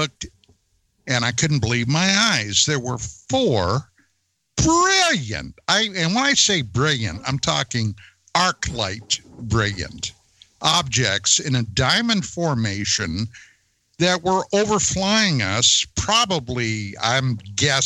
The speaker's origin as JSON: {"language": "English", "region": "central western Pennsylvania", "country": "United States", "moved": "as an adult", "lives_now": "San Fernando Valley, United States", "said": "originally, I'm from the East Coast, from central western Pennsylvania. And back in those days, I was in high school."}